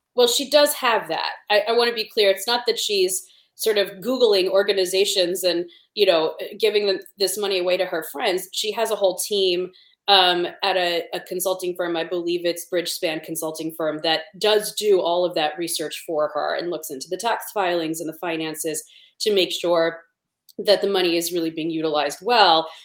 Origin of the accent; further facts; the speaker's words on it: Cleveland, Ohio, United States; I grew up in Cleveland.